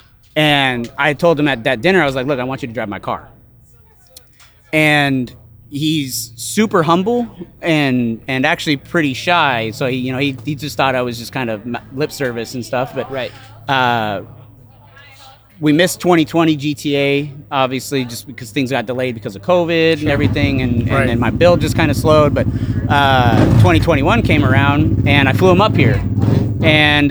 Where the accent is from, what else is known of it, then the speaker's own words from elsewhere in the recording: Spokane, Washington, United States; I'm from Spokane, Washington